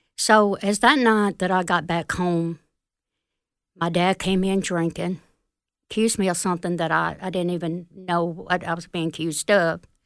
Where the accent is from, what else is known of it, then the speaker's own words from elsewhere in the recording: Fulton, Mississippi, United States; also born or lived in Smithville, Mississippi; I'm from Fulton